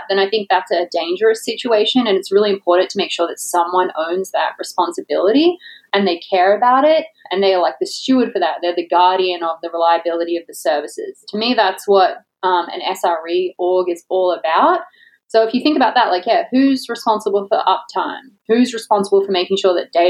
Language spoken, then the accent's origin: English; Australia; now in Florida, United States; I'm Australian. I live in Florida, the most Australian place